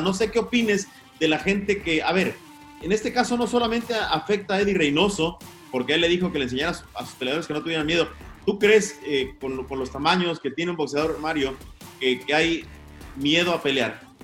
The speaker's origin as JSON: {"language": "Spanish", "country": "Mexico", "said": "como decimos en México"}